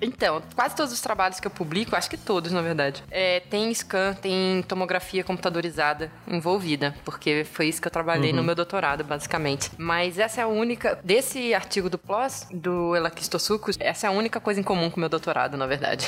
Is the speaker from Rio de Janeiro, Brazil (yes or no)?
yes; Rio de Janeiro, Brazil; moved away as an adult; also born or lived in Ribeirão Preto, São Paulo; Eu sou carioca de nascença, mas eu não falo nascença. é, nasci no Rio e lá estudei, passei toda a minha vida, basicamente, né? Até o final da graduação